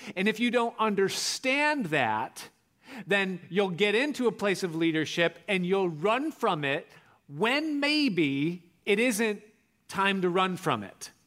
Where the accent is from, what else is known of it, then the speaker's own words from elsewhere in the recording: Rochester, New York, United States; I was growing up outside of Rochester, New York